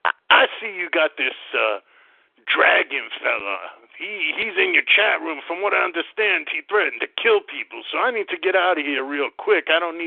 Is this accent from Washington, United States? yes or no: no; Oklahoma, United States; now in Idaho, United States; I was born and raised in Oklahoma, but I've been up here in Idaho.